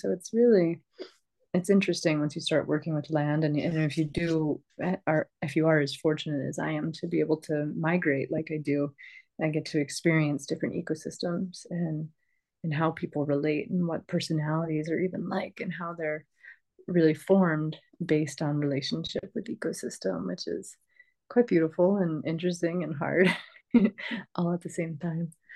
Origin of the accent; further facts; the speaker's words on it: New York, United States; I grew up in New York State, which is pretty much filled with cornfields and soy fields